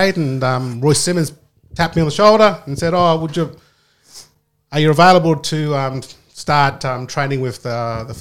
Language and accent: English; Rockhampton, Queensland, Australia; moved away; I grew up in Rockhampton, which is known as Drumble Country. I spent all my years primary school, high school, playing rugby league for the school